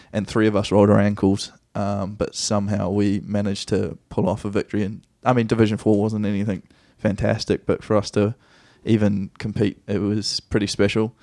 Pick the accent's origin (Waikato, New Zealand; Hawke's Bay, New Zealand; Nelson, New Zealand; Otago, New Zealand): Nelson, New Zealand; moved away as an adult; also born or lived in Christchurch, New Zealand / Wellington, New Zealand / Dunedin, New Zealand / Melbourne, Australia; now in United States; Mum was in, in Nelson, which is my hometown, or, which is our hometown now